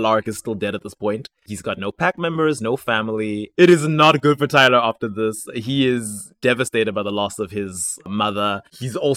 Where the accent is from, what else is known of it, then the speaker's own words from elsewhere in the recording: South Africa; I'm South African.